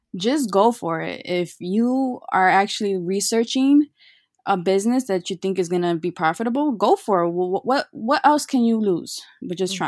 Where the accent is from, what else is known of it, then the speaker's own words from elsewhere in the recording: Chicago, Illinois, United States; I was born and raised in Chicago